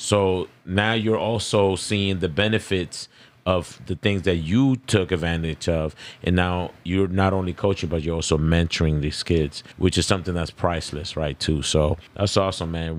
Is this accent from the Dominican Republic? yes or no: yes; Dominican Republic; I'm Dominican